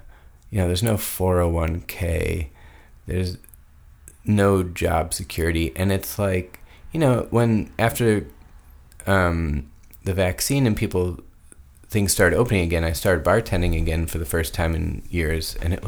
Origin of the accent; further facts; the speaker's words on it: Chicago suburbs, Illinois, United States; I grew up in the suburbs.